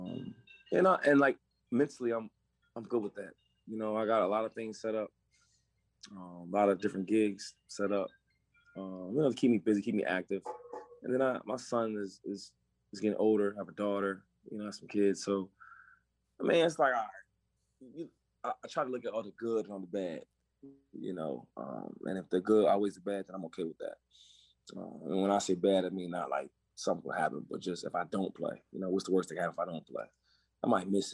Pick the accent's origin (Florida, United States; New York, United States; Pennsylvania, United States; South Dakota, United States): Pennsylvania, United States; Harrisburg; Some of the neighborhoods I grew up in, it was tough, but it makes you tough